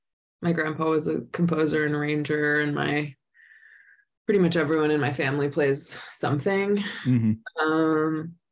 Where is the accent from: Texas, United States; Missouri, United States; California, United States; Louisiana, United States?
California, United States; Los Angeles; Yeah, born and raised here.